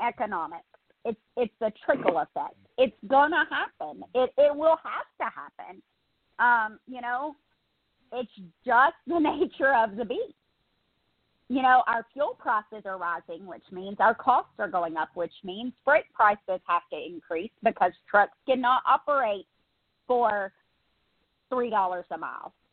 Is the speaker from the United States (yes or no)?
yes; United States; someone who was born here